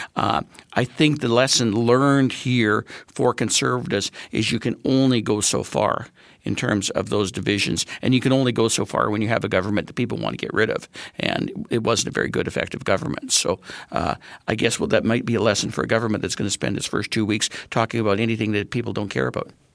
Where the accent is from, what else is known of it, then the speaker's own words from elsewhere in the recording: Manitoba, Canada; now in Saskatchewan, Canada; I'm from Manitoba